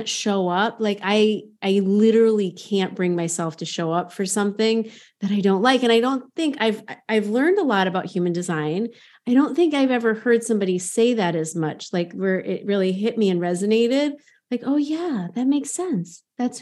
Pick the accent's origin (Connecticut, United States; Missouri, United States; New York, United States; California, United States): Connecticut, United States; near Hartford; growing up near Hartford, the insurance capital of the world